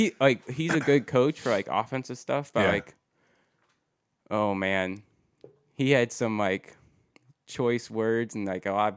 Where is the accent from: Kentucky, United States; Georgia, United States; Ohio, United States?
Ohio, United States; Walbridge; Wallbridge, Ohio. {S1} Oh really? {S2} So, yeah. So not too far from Perrysburg, really.